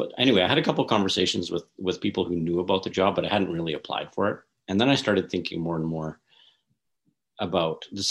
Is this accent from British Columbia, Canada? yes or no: no; Northern Alberta, Canada; I'm from Northern Alberta